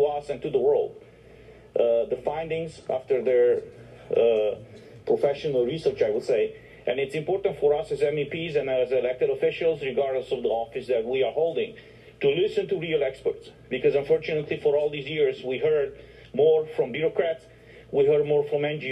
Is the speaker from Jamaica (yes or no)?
no; Romania; I'm from Romania